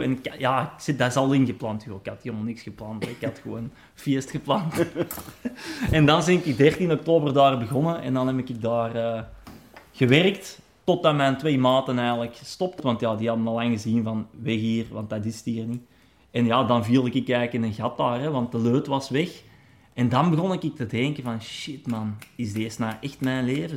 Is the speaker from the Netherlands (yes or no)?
no; Meer, Flanders, Belgium; also born or lived in Rijkevorsel / Hoogstraten / Zondereigen / Vlimmeren; ik ben in het Fortuin opgegroeid hè, bij onze pa